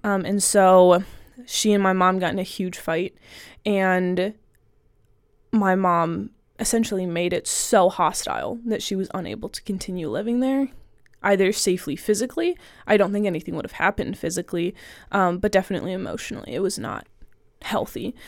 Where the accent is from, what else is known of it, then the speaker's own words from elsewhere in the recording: Southern Ohio, United States; I'm from Southern Ohio